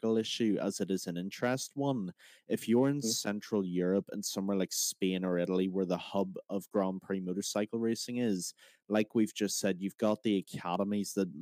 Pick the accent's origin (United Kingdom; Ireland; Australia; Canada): Ireland; I'm Irish